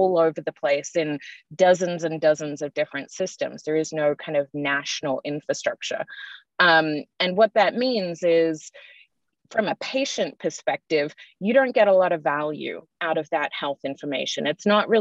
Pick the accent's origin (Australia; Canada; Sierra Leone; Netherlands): Australia; moved away; I'm Australian by birth, if you can tell from my accent